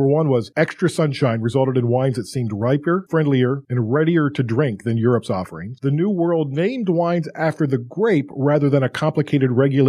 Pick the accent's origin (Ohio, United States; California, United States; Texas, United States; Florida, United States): Ohio, United States; Westerville; I was born and raised in Westerville, Ohio, which was the heart of Prohibition.